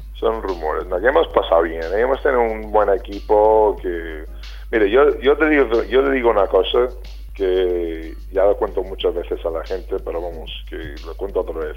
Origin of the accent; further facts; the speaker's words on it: United States; moved away; also born or lived in Vitoria, Spain / Málaga, Spain; yo soy muy americano, eh, bueno, y era muy americano entonces